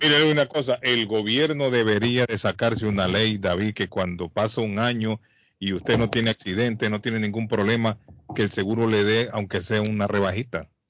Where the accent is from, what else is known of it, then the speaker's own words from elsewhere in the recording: Colombia; Soy colombiano